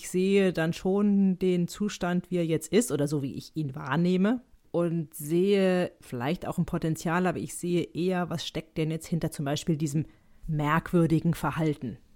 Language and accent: German; Switzerland; auch wenn ich Schweizer bin, würde ich das nie so auf Englisch sagen. Also ich bin ja ein Schweizer Teil.